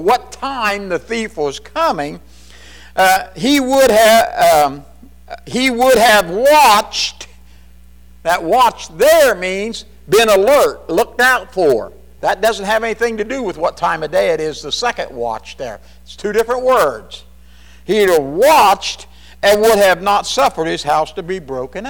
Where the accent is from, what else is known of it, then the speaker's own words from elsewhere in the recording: Kentucky, United States; We're more from Kentucky. We say y'all.